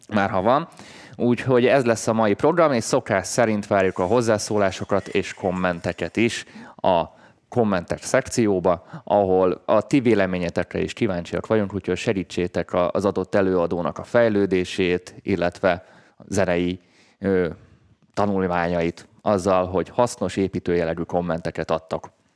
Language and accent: Hungarian; Hungary; magyarként, mi egy handicapből indulunk földrajzilag